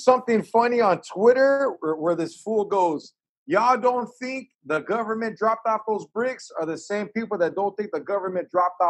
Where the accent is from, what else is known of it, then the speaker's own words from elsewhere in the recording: Orange County, California, United States; I'm from Orange County, and I got nothing but fucking heart from Orange County